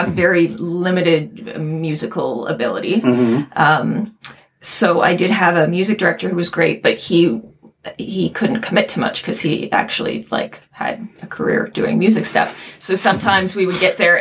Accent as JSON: {"language": "English", "town": "Kitchener", "region": "Ontario", "country": "Canada", "tie": "born or raised there", "moved": "as an adult", "lives_now": "Toronto, Canada", "said": "I grew up in Kitchener-Waterloo"}